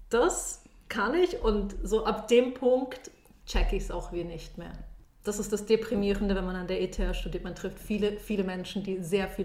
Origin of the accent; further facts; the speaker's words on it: Munich, Bavaria, Germany; moved away as an adult; now in Switzerland; Ich komme eigentlich aus München und bin mit 18 in die Schweiz gekommen, um Physik zu studieren.